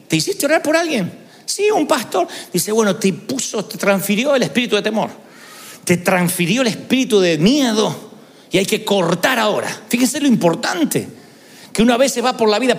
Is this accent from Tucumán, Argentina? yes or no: no; Billinghurst, Buenos Aires Province, Argentina; moved away; vamos a Billinghurst, a mi, mi barrio natal